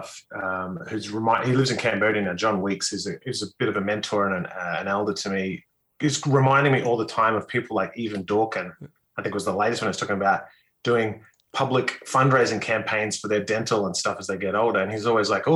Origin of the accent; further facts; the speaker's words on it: North Queensland, Australia; I was brought up in North Queensland